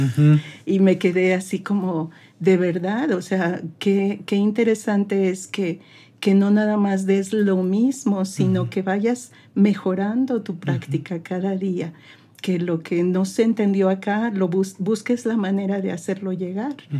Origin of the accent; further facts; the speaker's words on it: Mexico City, Mexico; moved away as an adult; also born or lived in United States; now in Saltillo, Mexico; soy originaria de la Ciudad de México, pero hay mucha gente que dice que soy de Saltillo y orgullosamente digo que sí soy de Saltillo, porque ya tengo pues más de 30 años de vivir aquí